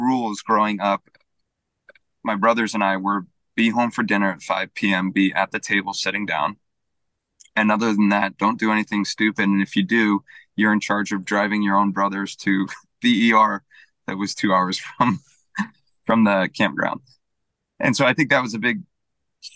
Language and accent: English; Fremont, California, United States; I'm actually from Fremont